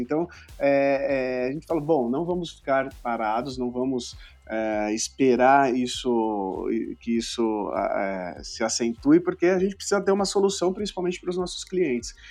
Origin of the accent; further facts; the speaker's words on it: São Paulo, Brazil; Eu sou de São Paulo, isso. E aqui em São Paulo, na zona leste de São Paulo